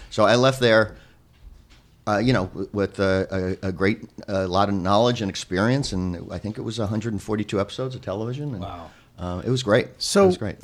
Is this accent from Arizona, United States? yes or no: no; Philadelphia, Pennsylvania, United States; moved away as an adult; also born or lived in New York; I grew up in Philadelphia